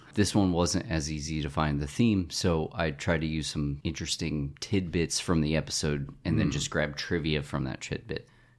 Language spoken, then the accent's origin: English; Cicero, Indiana, United States; Cicero, Indiana.